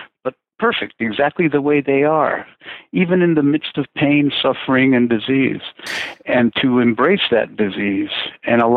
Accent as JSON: {"language": "English", "region": "Lima", "country": "Peru", "tie": "born or raised there", "also_born_or_lived": "Chosica", "said": "At age 10, I was taken from Lima, which is in the coast of Peru, up to Chosica by my family"}